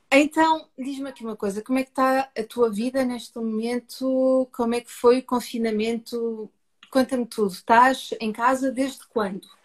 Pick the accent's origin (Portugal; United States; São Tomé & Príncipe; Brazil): Portugal; accent: Portuguese; o meu sotaque é português, não é? Eu estou deste lado do oceano